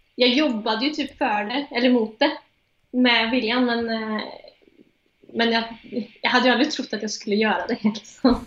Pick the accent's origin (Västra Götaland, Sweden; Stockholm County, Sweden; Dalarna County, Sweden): Västra Götaland, Sweden; Strömstad; moved away as an adult; now in Oslo, Norway; jag är från Strömstad